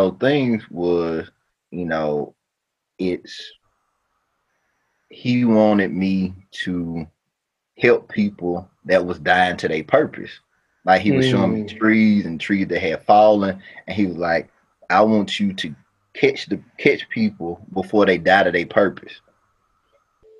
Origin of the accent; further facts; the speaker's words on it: New Orleans, Louisiana, United States; moved away as an adult; also born or lived in Baton Rouge, Louisiana / Jackson; I'm from Louisiana, born in Baton Rouge. We stayed in New Orleans